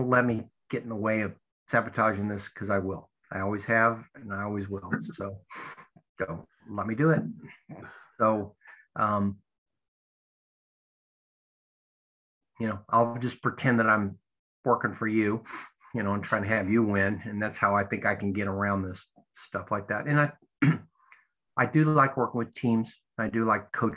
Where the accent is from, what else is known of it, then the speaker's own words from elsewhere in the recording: United States; as an American